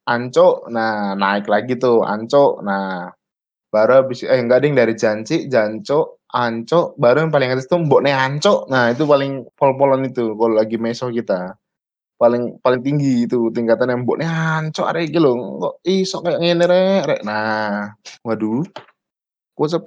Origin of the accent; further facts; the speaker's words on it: Java, Indonesia; karena gue dari Jawa tinggal lama di Jawa Timur gitu, lumayan lama hidup di situ